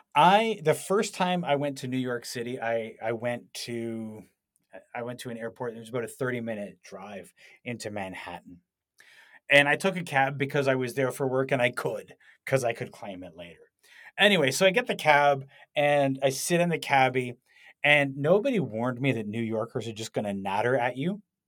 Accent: Canada; I was from Canada

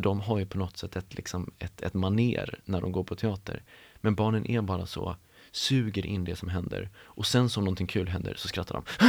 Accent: Stockholm, Stockholm County, Sweden; uppvuxen i Stockholm, jag är uppvuxen på, på Gärdet

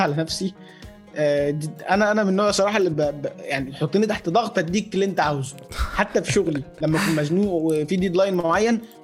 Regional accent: Badrashin, Giza Governorate, Egypt; انا من الجيزه في البدرشين

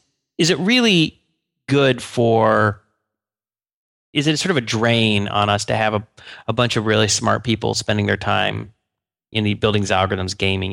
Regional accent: Atlanta, Georgia, United States; Yeah, actually, the CDC was right near where I grew up in Atlanta.

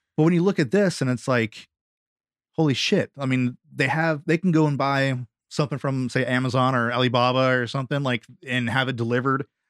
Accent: United States; as an American

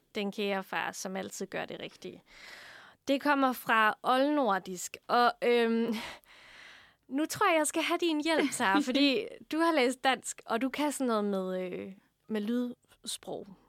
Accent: Funen, Southern Denmark, Denmark; Jeg er fra Fyn

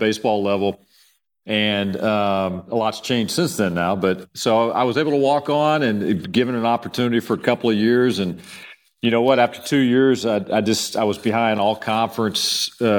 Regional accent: Houston, Texas, United States; moved away as an adult; I'm from Houston, and I came back home in 04.

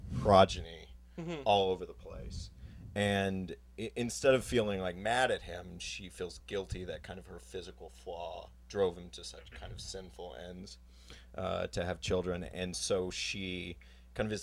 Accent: Houston, Texas, United States; growing up in Texas

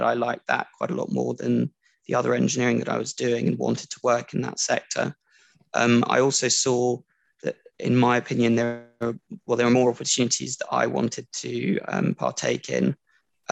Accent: France; moved away as an adult; also born or lived in London, United Kingdom / Durham, United Kingdom; I was born in London, but grew up and was schooled in France up until going to university

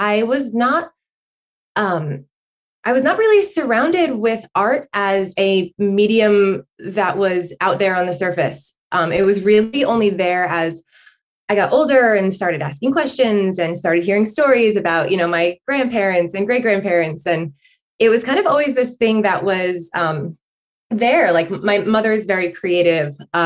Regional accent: Northern New Jersey, United States; I'm from Northern New Jersey. I've been here obviously with some breaks in between, but pretty much my whole life. And I grew up in a small suburban, very suburban neighborhood.

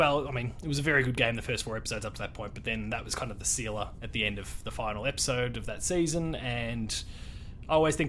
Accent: Australia; being Australian

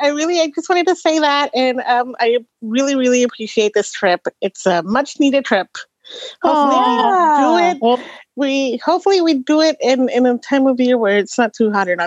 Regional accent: the South, United States; I grew up in the South

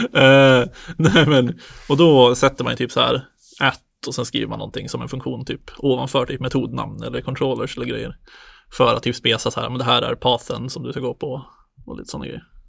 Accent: Söderhamn, Gävleborg County, Sweden; now in Stockholm, Sweden; bor i Stockholm, kommer från Söderhamn

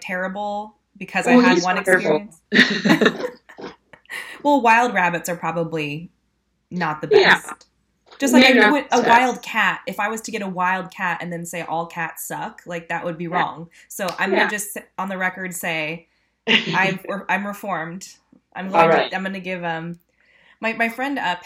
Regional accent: California, United States; I'm from California

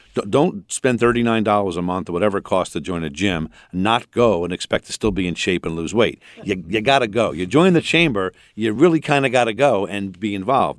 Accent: Rockville Centre, New York, United States; also born or lived in Astoria, New York; now in Malvern, United States; I, I'm originally from Astoria, and I grew up in Rockville Center, and I, and I live in Malvern.

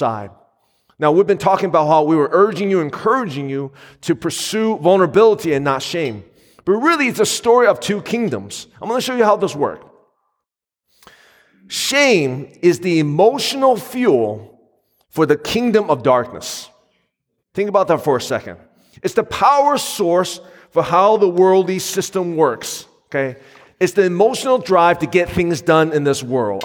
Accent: United States; my wife and I grew up in the Asian American community

